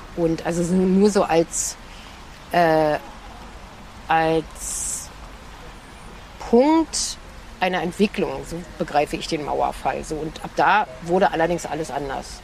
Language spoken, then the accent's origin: German; Germany; DDR ist ähm, einfach das Land, in dem ich geboren bin